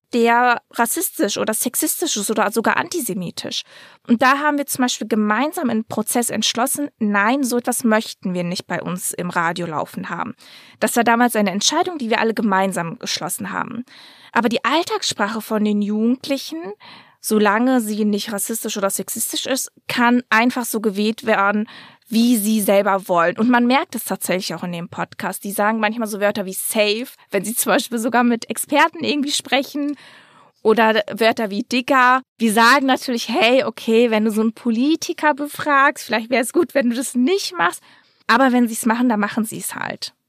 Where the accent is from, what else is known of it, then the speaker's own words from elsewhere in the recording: Dortmund, North Rhine-Westphalia, Germany; ich bin in Dortmund aufgewachsen